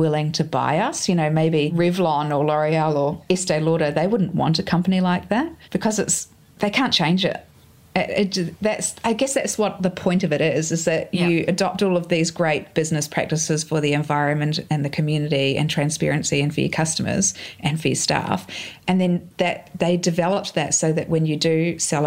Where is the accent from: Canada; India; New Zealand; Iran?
New Zealand; now in Australia; I grew up in New Zealand beside a lake.